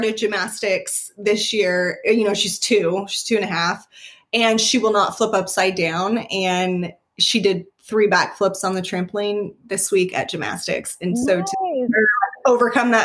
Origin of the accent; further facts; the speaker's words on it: Las Vegas, Nevada, United States; moved away as an adult; now in Oklahoma City, United States; I was born and raised in Las Vegas, and my family is still there.